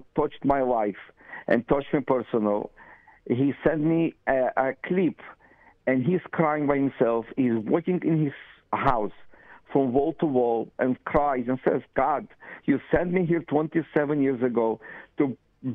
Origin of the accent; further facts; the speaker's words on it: Russia; now in Israel; His father was carrying the suitcases from the bus to our apartment in 1970 when we came from Russia.